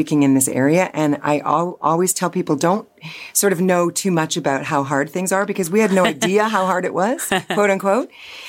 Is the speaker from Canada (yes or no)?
yes; London, Ontario, Canada; I grew up in London